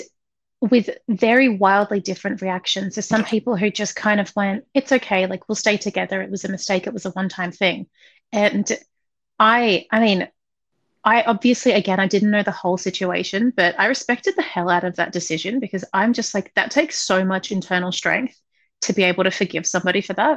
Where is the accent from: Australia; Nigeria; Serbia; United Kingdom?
Australia; I grew up in Australia